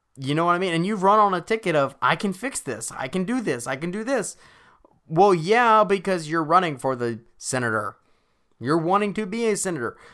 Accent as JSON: {"language": "English", "region": "Alabama", "country": "United States", "said": "Alabama happens to be my home state"}